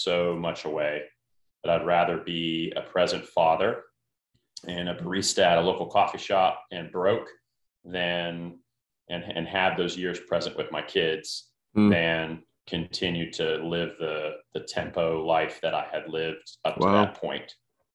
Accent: Northern Alabama, United States; moved away as an adult; I was Northern Alabama

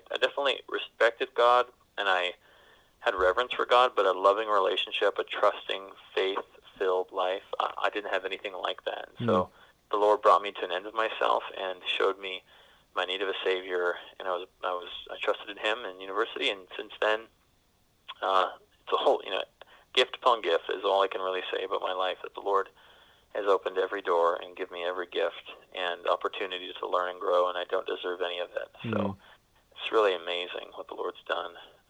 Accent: Cambridge, Ontario, Canada; accent: Canadian; I'm born and raised in Cambridge, Ontario, Canada. So I used to have a Canadian accent.

